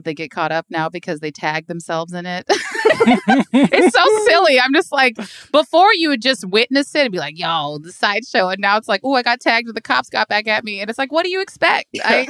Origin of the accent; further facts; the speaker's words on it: Hayward, California, United States; now in Oakland, United States; I'm an East Bay girl, so I'm from Hayward, but live in Oakland.